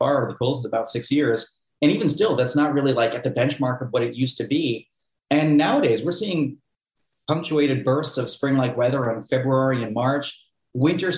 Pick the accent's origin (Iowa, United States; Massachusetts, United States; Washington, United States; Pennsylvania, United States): Massachusetts, United States; Cape Cod; moved away as an adult; where I grew up on Cape Cod